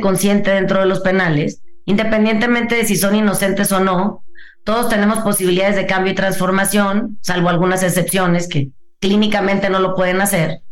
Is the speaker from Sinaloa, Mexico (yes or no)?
yes; Mazatlán, Sinaloa, Mexico; yo que soy de Mazatlán, yo crecí con, con, mi mamá